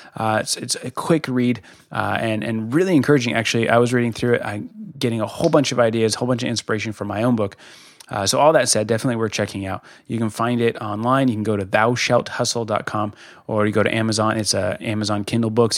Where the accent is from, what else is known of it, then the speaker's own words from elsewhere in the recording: Colorado, United States; moved away; I'm from Colorado originally